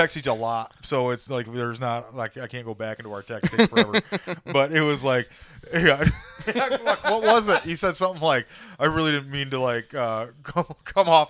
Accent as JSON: {"language": "English", "town": "Dowagiac", "region": "Michigan", "country": "United States", "tie": "born or raised there", "said": "Dowagiac, Michigan."}